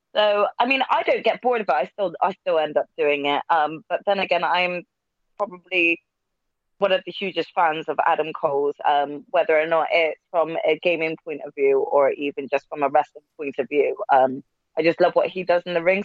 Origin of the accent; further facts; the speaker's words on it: United Kingdom; us Brits